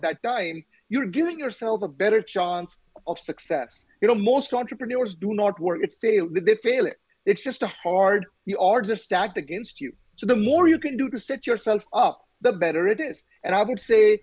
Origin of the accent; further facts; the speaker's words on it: Pakistan; moved away; I'm from Pakistan originally